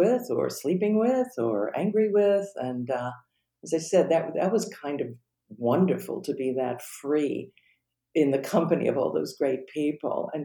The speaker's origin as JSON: {"language": "English", "town": "Cheektowaga", "region": "New York", "country": "United States", "tie": "born or raised there", "also_born_or_lived": "Buffalo", "moved": "yes", "said": "I'm a girl from Buffalo. I was raised in Cheektowaga, New York"}